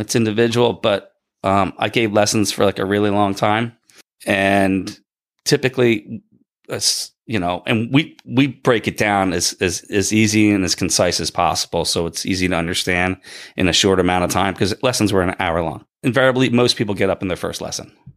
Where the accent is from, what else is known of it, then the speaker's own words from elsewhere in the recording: Bridgeton, New Jersey, United States; also born or lived in Ocean City, New Jersey; I grew up in Bridgeton